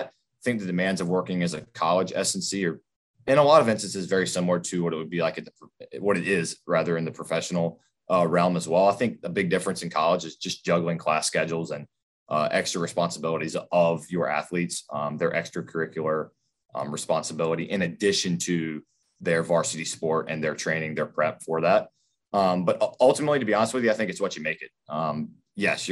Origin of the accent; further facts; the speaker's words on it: Zebulon, North Carolina, United States; moved away as an adult; also born or lived in Greensboro, North Carolina; I'm from Raleigh, North Carolina, actually Zebulon, North Carolina, small town outside of Raleigh